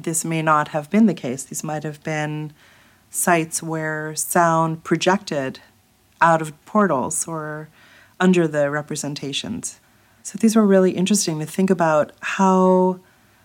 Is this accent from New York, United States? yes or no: yes; New York, United States; also born or lived in Thessaloniki, Greece; I grew up in New York